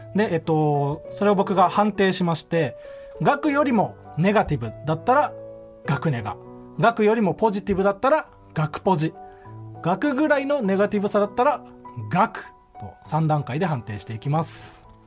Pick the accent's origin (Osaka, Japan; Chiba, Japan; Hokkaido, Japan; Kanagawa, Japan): Kanagawa, Japan; Yokohama; 僕の地元は横浜だけど